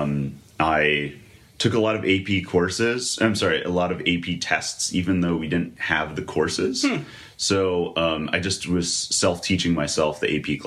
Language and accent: English; outside of Scranton, Pennsylvania, United States; I'm from outside of Scranton. So my actual hometown had 900 people